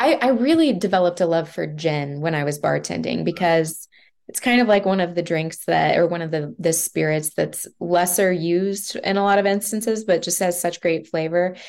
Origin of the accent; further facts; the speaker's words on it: Kansas City, Kansas, United States; also born or lived in Denver / Lawrence, Kansas; I grew up here in Kansas City